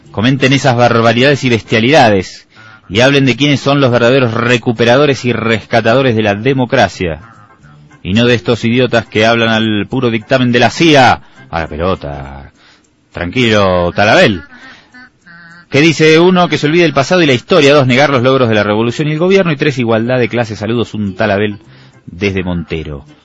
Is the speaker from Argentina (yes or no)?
yes; Argentina; born there; y yo nací en Argentina en el año 1976, eh, dos meses después del golpe de Estado de Videla.